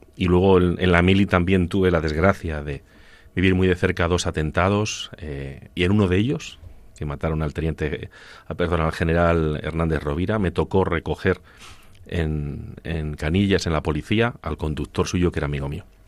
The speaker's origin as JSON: {"language": "Spanish", "town": "Ciudad Real", "region": "Castilla-La Mancha", "country": "Spain", "said": "yo soy de Ciudad Real, pero muy cerca de Extremadura y muy cerca de Andalucía"}